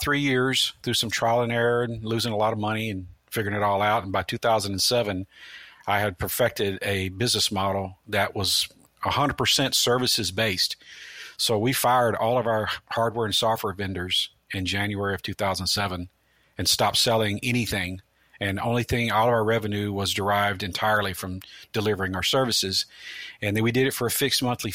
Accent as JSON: {"language": "English", "town": "Memphis", "region": "Tennessee", "country": "United States", "tie": "born or raised there", "also_born_or_lived": "Midwest", "moved": "as an adult", "lives_now": "Tampa, United States", "said": "I grew up in Memphis, Tennessee, and got the call to move to Florida in 1996"}